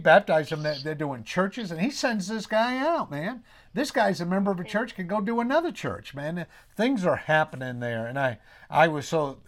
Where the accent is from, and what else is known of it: New England, United States; accent: New England